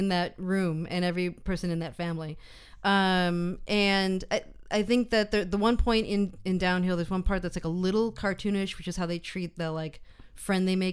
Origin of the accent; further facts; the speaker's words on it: United States; moved away; I'm speaking American as an American person abroad